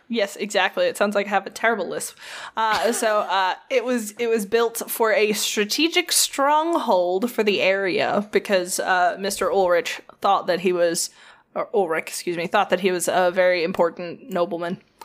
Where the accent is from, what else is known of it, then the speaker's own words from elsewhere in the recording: United States; I'm American and not German